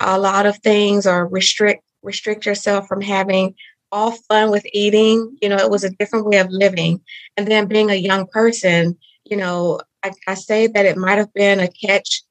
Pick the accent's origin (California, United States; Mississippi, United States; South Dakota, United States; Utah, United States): Mississippi, United States; I grew up in Mississippi. So I am, I like to say, a Southern girl